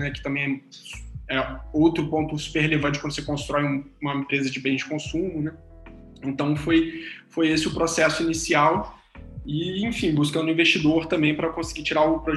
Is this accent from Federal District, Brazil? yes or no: no; Rio de Janeiro, Brazil; Eu, sou do interior do Rio, os meus pais tinham uma sorveteria dessas